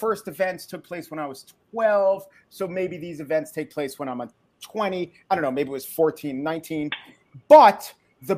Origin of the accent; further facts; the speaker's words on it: Baldwin, New York, United States; also born or lived in Oceanside, New York; I didn't grow up in Oceanside. I grew up in Baldwin, which is the neighboring town